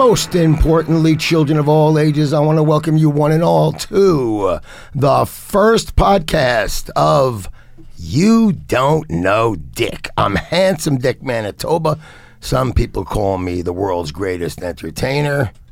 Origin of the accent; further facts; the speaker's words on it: New York City, New York, United States; also born or lived in Lower Manhattan; I'm 64 years old. I grew up in the Bronx. I lived in Lower Manhattan and, and Lower East Side for, for decades and decades and decades.